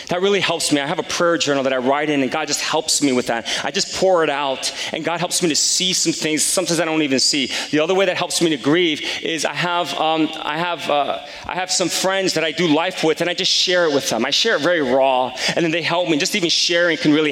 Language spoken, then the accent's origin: English; Palisades Park, New Jersey, United States; growing up in Palisades Park since the third grade